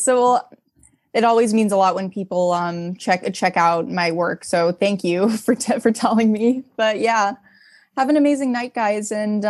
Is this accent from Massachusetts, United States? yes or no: yes; Boston, Massachusetts, United States; moved away; Boston, that's my hometown.